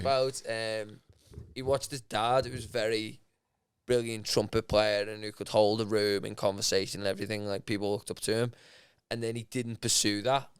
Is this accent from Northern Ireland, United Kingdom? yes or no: no; Liverpool, North West England, United Kingdom; I'm from Liverpool as well